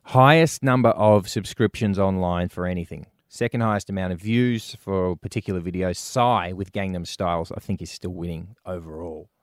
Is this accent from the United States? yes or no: no; Brisbane, Queensland, Australia; moved away; growing up in Brisbane